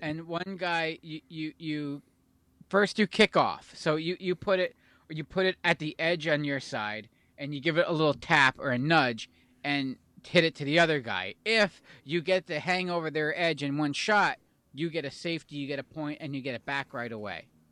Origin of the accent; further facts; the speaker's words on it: Pennsylvania, United States; we're from Pennsylvania